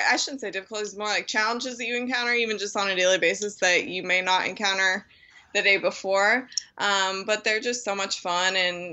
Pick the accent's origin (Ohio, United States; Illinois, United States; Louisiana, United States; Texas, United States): Ohio, United States; Dublin; now in Perrysburg, United States; I grew up in Dublin, which is a suburb of Columbus